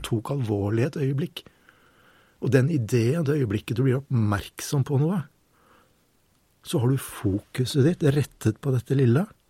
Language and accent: Norwegian; Troms, Norway; jeg vokste opp i samisk uh, område i Nord-Troms, uh, som søring